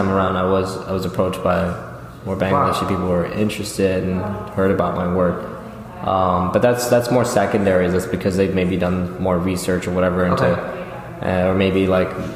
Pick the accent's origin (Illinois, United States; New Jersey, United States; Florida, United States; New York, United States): New York, United States; New York City; growing up in Jamaica, Queens